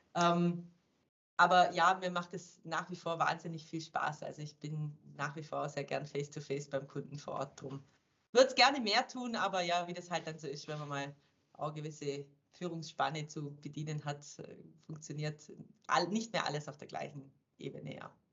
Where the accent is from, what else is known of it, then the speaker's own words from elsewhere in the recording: Germany; moved away as an adult; also born or lived in Switzerland; als Deutscher